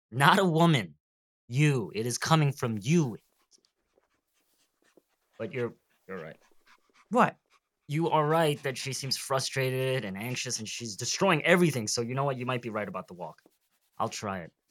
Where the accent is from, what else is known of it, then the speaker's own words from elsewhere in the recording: San Marino, California, United States; What do you mean? I'm from San Marino. You're expecting Long Duk Dong? You must not know any Asian people.